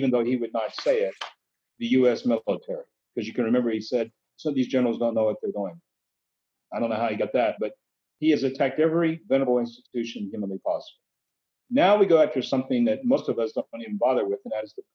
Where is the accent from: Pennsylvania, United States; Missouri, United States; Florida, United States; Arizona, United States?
Pennsylvania, United States; Western; I'm from Western Pennsylvania